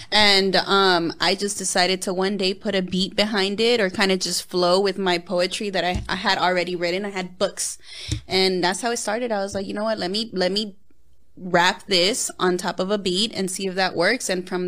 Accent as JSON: {"language": "English", "region": "West Coast", "country": "United States", "said": "Come on, I'm from the West Coast. I have to represent."}